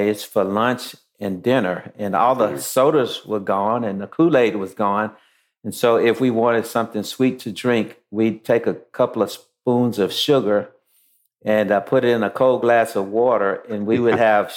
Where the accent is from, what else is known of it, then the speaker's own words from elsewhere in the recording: Shreveport, Louisiana, United States; now in Atlanta, United States; I was born in Shreveport, Louisiana in the early 60s